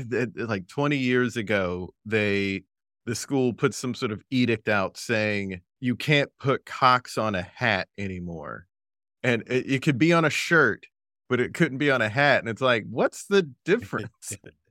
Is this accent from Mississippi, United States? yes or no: no; South Carolina, United States; I'm from South Carolina, so there's still people.